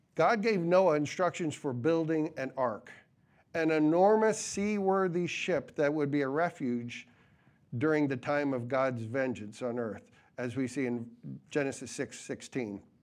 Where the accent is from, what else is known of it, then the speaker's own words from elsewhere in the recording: New England, United States; growing up in New Yo-, New England